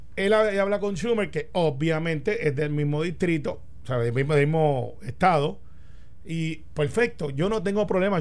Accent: Puerto Rico; como puertorriqueños

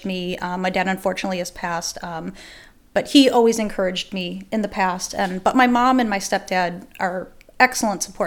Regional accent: Chicago, Illinois, United States; moved away; I'm originally from Chicago, South Side, and that's where my mom was a dispatcher. And so I grew up around it

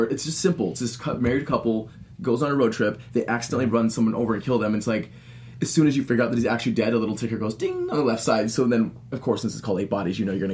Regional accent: Utah, United States; I'm from Utah

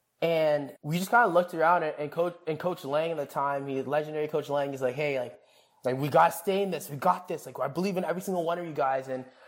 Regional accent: Jamaica; I'm gonna have I am Jamaican, so I'm gonna have oxtail and rice and peas made by my grandma.

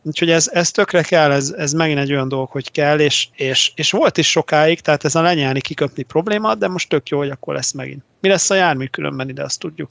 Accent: Debrecen, Hajdú-Bihar, Hungary; én ugye Debreceniként

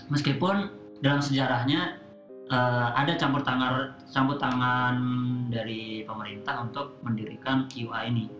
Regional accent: Blitar, East Java, Indonesia; moved away; asal Blitar

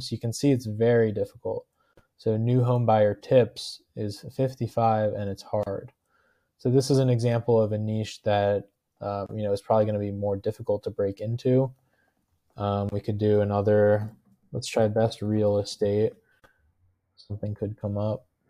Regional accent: New Jersey, United States; I'm from New Jersey

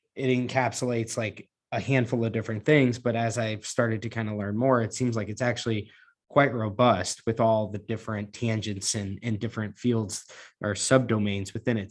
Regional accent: Missouri, United States; two Missouriites

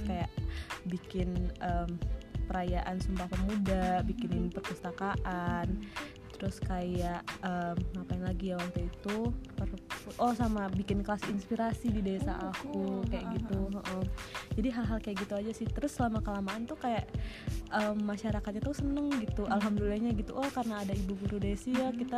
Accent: Bandung, West Java, Indonesia; kalau kita kan dari Bandung ya kelihatan ya intonasi mana yang marah mana yang enggak

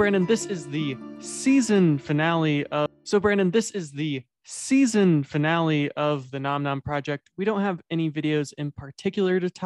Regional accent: United States; as American

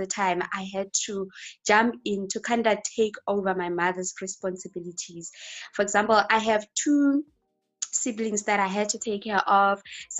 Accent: Limpopo, South Africa; South Africa, Limpopo.

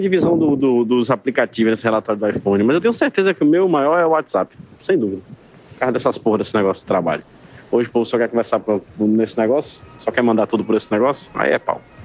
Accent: Guadalupe, Piauí, Brazil; eu nasci em Guadalupe, no Piauí

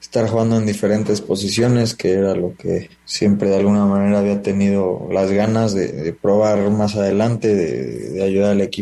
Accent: Mexico; creo que todos los que participamos somos mexicanos

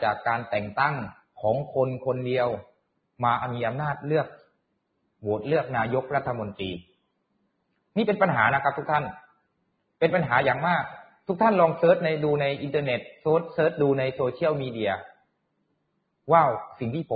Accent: Nakhon Si Thammarat, Thailand; ผมในฐานะที่เป็นคนใต้จังหวัดนครศรีธรรมราช พ่อแม่ก็ทำไร่ทำสวน ทำสวนยางพารา

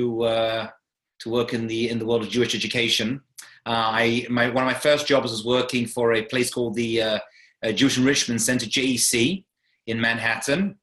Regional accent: London, United Kingdom; also born or lived in Manchester; I grew up in London, England, as you can tell from the accent.

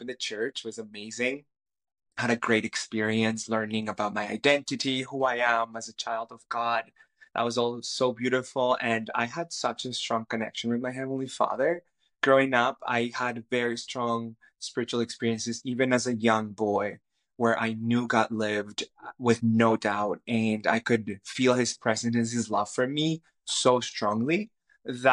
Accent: Cali, Valle del Cauca, Colombia; first language Spanish; English is a second language; moved away as an adult; also born or lived in Toronto, Canada; now in British Columbia, Canada; I grew up in Cali, Colombia, in South America, and I speak Spanish. Spanish is my first language. And I moved to Canada in 2008

